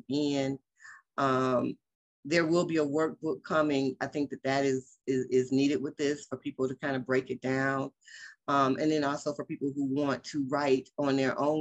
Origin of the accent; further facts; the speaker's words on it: Detroit, Michigan, United States; also born or lived in Los Angeles, California; now in Las Vegas, United States; I always rep for my hometown